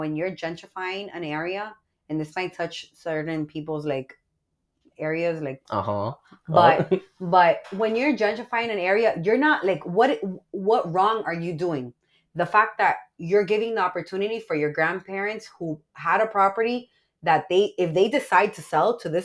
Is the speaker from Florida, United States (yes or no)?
yes; Miami, Florida, United States; also born or lived in Miramar, Florida; I originally grew up in Little Havana. Okay, so I grew up literally in Little Havana